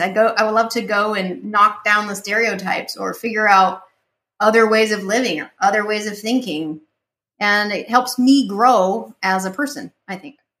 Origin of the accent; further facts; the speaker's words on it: Utah, United States; moved away; I grew up in Utah, and when I grew up, I th- everyone was the same color as me and the same mindset.